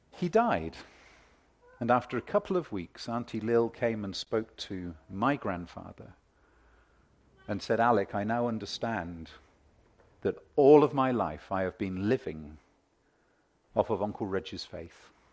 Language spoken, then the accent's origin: English; United Kingdom; I'm British.